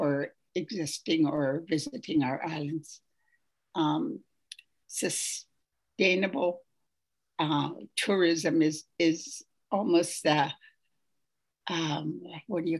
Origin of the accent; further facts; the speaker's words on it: Haida Nation, British Columbia, Canada; I'm from the Haida Nation